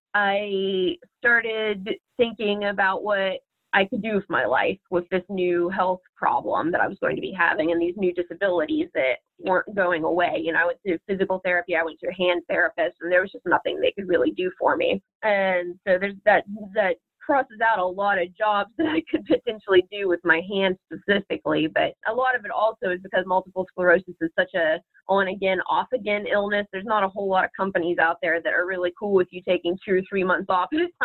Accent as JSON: {"language": "English", "town": "Martins Ferry", "region": "Ohio", "country": "United States", "tie": "born or raised there", "also_born_or_lived": "Columbus, Ohio", "said": "back where I'm from, my hometown, Martins Ferry"}